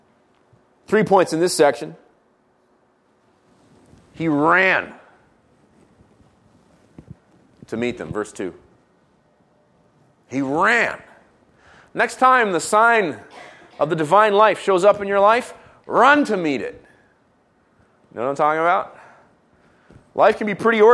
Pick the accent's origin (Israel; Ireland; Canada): Israel; moved away; I grew up in Israel